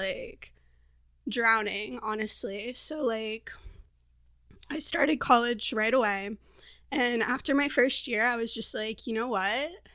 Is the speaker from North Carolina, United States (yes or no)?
no; Florida, United States; moved away as an adult; also born or lived in Portland, Oregon; now in San Diego, United States; I'm originally from Florida, and a year ago I moved to Portland, Oregon